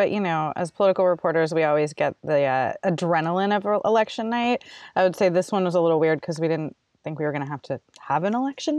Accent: San Diego, California, United States; also born or lived in Santa Barbara; now in San Francisco, United States; I was born and raised in San Diego. I was actually born to two native Californian parents. My mom's grandparents were Armenian.

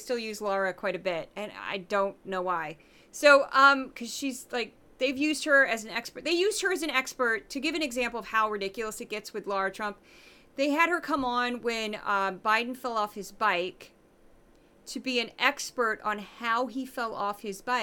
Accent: St. Louis, Missouri, United States; I'm from the Midwest

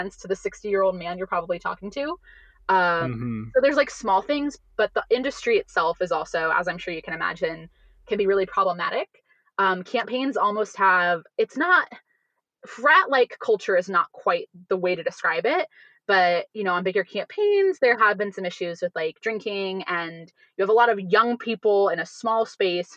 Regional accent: Ohio, United States; my home state of Ohio.

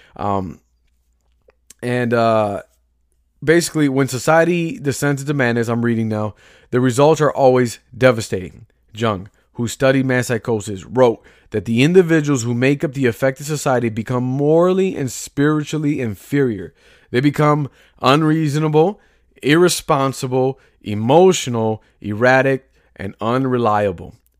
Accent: Chicago, Illinois, United States; I'm from Chicago, grew, grew up and raised here

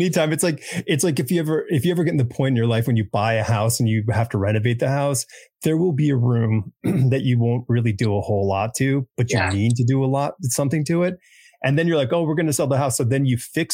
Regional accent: New England, United States; also born or lived in New York; now in Asheville, United States; I grew up in New England as well.

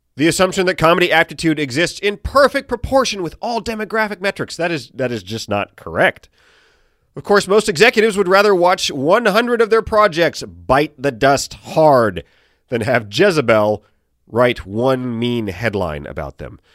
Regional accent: Chesapeake, Virginia, United States; moved away; Chesapeake, my hometown

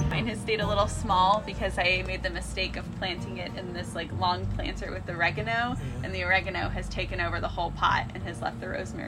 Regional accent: Alamo Heights, Texas, United States; growing up in Alamo Heights

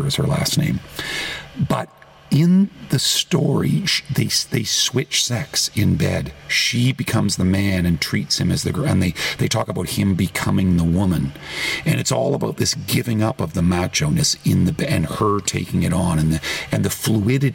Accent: Toronto, Ontario, Canada; moved away as an adult; now in United States; my hometown of Toronto

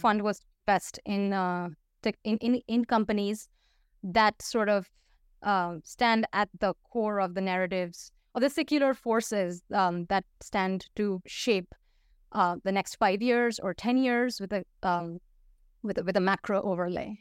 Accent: Paris, Île-de-France, France; first language Hindi and Bengali; English is a second language; moved away as an adult; also born or lived in India / United States / Russia / Turkey; I grew up, um, for th, a good part of my childhood and into teenhood, high school and whatnot, um, in Paris, so I speak French.

